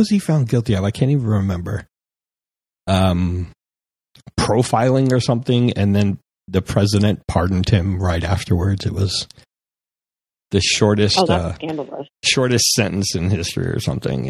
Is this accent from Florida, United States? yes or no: yes; Florida, United States; I'm from Florida, so I'm used to heat.